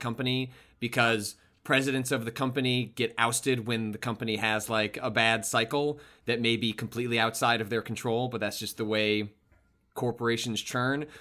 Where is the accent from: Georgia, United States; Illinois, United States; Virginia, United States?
Illinois, United States; Chicago; I grew up in the Chicagoland area